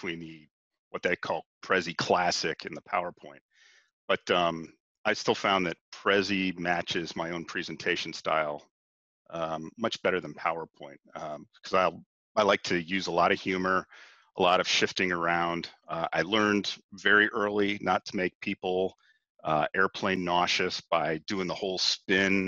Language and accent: English; Cincinnati, Ohio, United States; born or raised there